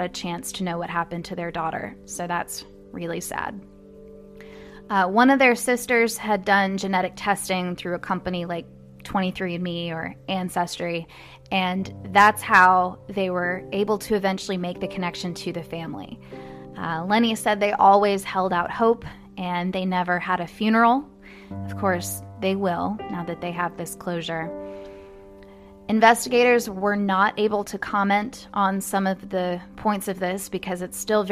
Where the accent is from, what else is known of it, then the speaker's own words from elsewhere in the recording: Louisville, Kentucky, United States; Louisville, Kentucky, my hometown